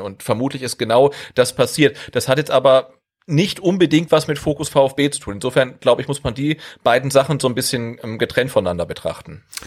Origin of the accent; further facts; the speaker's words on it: North Rhine-Westphalia, Germany; ich komme ja aus Ostwestfalen